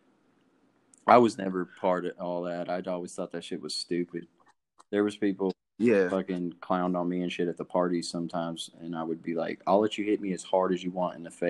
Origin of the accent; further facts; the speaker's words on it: Jacksboro, United States; moved away; growing up in Jacksboro